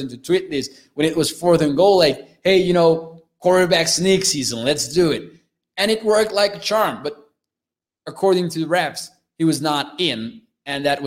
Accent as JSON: {"language": "English", "country": "Mexico", "said": "I'm from Mexico"}